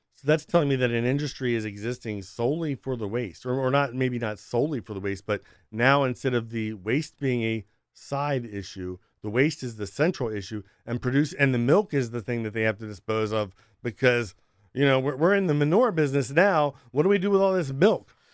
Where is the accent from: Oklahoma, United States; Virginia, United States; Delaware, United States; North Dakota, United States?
Delaware, United States; Sussex County; I was raised in Sussex County, Delaware